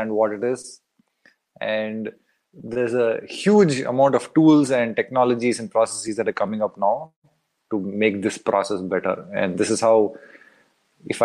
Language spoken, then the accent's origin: English; India; moved away as an adult; also born or lived in United States; now in Berlin, Germany; I am from India originally. I've bounced around the world